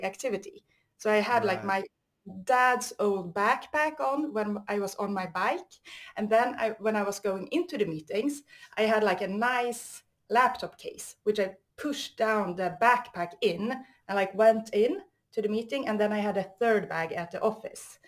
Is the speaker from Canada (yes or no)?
no; Stockholm, Stockholm County, Sweden; I'm from Sweden, Stockholm.